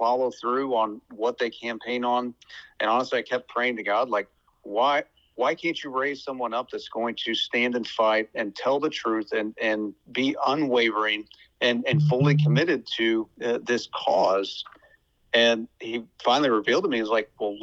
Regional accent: Cass County, Missouri, United States; I was born in Cass County, and just honored to be its senator and representative

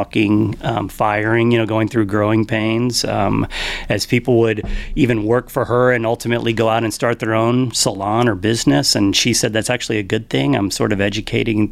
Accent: Galveston, Texas, United States; also born or lived in Houston; growing up in Galveston Island, just south of here

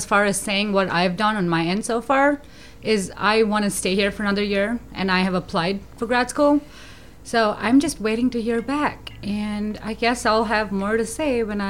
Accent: India; moved away as an adult; now in United States; I am originally from India, and I've been in the U.S. for 4 years now.

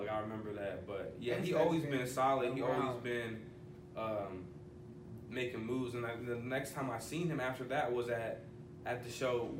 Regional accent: California, United States; We gotta, like, we're from Cali, but we gotta go to Ohio to fuck with these dudes.

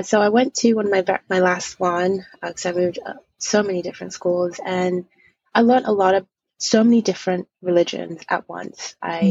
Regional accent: Zambia; born there; when I was born in Zambia, my family in general, especially my mother's side, is heavily raised in the Catholicism.

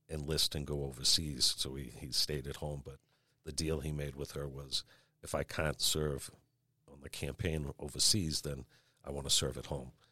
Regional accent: Marshfield, Massachusetts, United States; also born or lived in Brockton, Massachusetts / Dorchester, Boston, Massachusetts; I grew up in Marshfield after I was born in Brockton. Uh, then we lived in Dorchester for a while

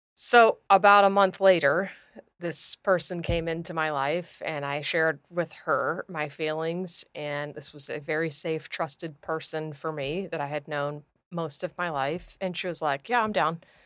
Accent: Clearwater, Florida, United States; I was born here in Clearwater

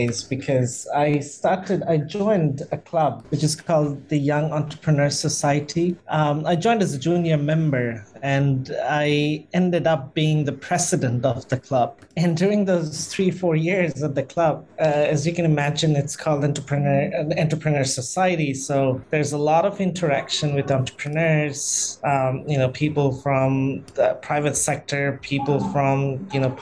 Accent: Dhaka, Dhaka Division, Bangladesh; So I was born in Bangladesh in the capital, Dhaka, which is probably one of the most populous city in the world. And yes, I my schooling, my university, everything happened in Dhaka.

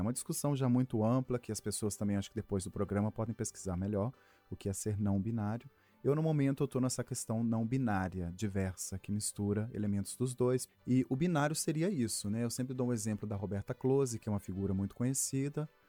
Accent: Sabará, Minas Gerais, Brazil; Sou de Sabará, ali no meio da procissão

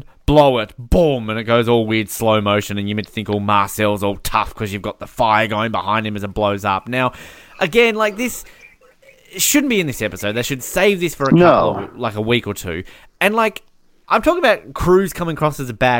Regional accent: Australia; I'm Australian.

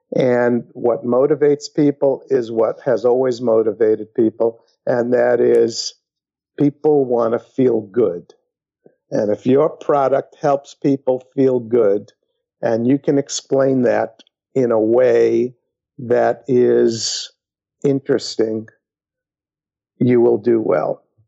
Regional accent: New York City, New York, United States; I was brought up in New York City

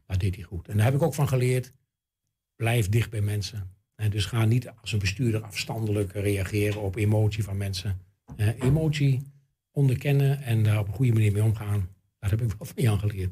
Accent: Enschede, Overijssel, Netherlands; ik ben natuurlijk geboren in NSG en getogen in Enschede.

